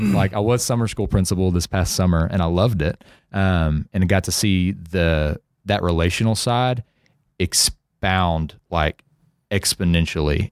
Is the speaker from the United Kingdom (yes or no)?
no; Center, Texas, United States; also born or lived in Nacogdoches, Texas; I lived my whole life in, uh, c, in Center